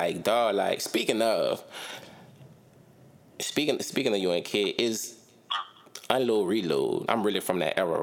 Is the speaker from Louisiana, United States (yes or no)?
yes; New Orleans, Louisiana, United States; growing up in New Orleans was a time to be alive